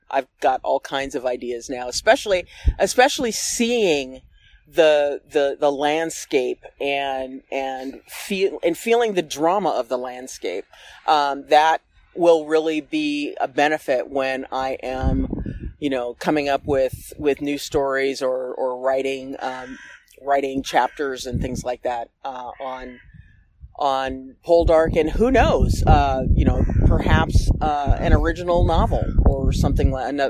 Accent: Seattle, Washington, United States; I am from Seattle, after all.

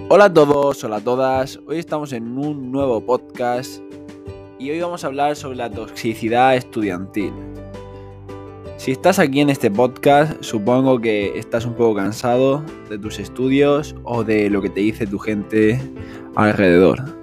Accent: Spain; en mi país, que es España

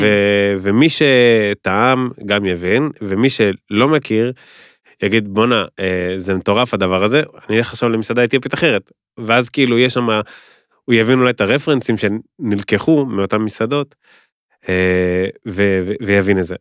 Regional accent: Kfar Saba, Central District, Israel; moved away as an adult; now in Tel Aviv, Israel; אני יליד כפר סבא, נולדתי, גדלתי בכפר סבא

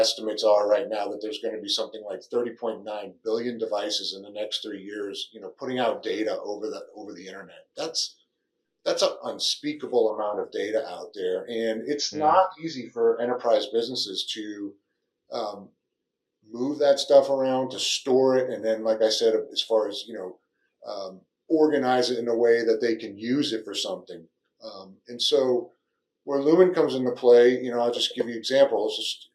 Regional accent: Northeast, United States; moved away as an adult; now in Texas, United States; I'm originally from the Northeast

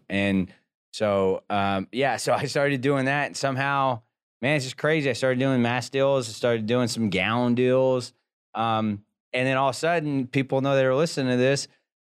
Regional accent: Texas, United States; I'm good in that because I came from South Texas oil field.

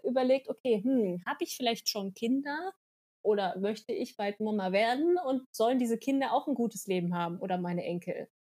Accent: Germany; wir kommen aus Deutschland

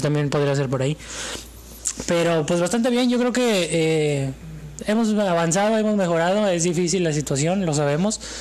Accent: Mexico; Yo soy mexicano

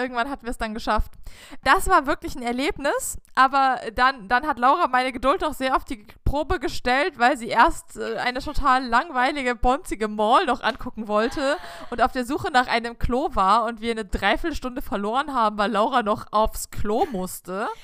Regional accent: Germany; als Deutscher

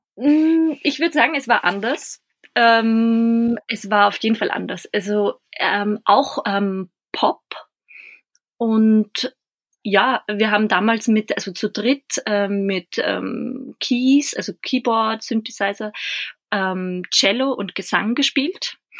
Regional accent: Bad Hall, Upper Austria, Austria; born or raised there

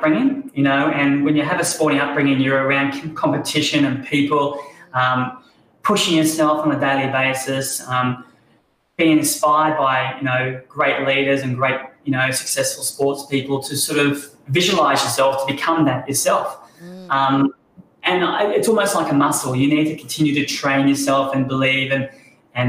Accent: Sunshine Coast, Queensland, Australia; growing up on the Sunshine Coast

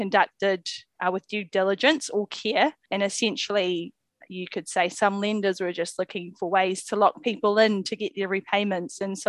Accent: Auckland, New Zealand; I grew up in South Auckland

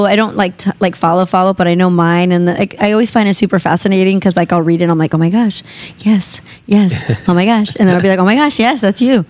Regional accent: San Bernardino, California, United States; now in Los Angeles, United States; I was born downtown. Yeah. So, but we lived near USC till like I was about 4 or 5, because my parents are from Nicaragua, and we moved to San Bernardino, so we took it out to the 909.

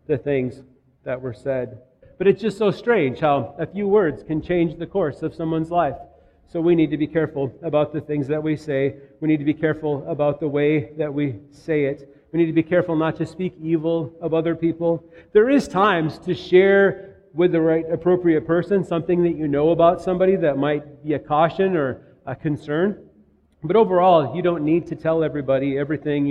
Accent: Minnetonka, Minnesota, United States; moved away; also born or lived in Tennessee; Minnetonka, Minnesota

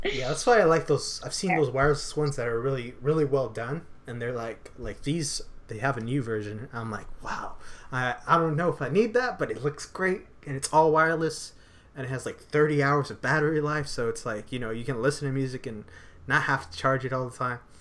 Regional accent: San Antonio, Texas, United States; moved away; I was born in San Antonio

